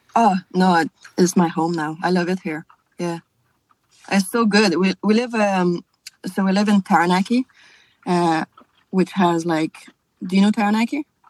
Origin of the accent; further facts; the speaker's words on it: South Shore of Montreal, Quebec, Canada; first language French; English is a second language; moved away as an adult; also born or lived in France / Scotland; now in New Zealand; I'm from the South Shore, so like I mean, I just take the bridge and I'm in Montreal, but it's like the Montreal region